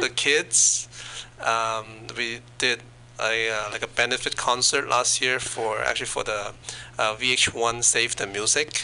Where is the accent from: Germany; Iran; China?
China; moved away; I was born in China